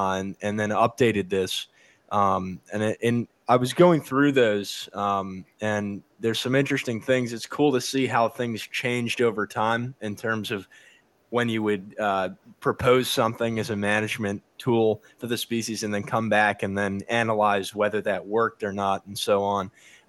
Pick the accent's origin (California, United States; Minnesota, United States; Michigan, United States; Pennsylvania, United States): California, United States; Southern; I'm from Southern California in the United States